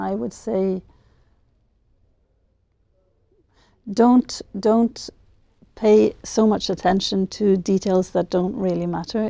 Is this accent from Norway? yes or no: yes; Norway; I'm from Norway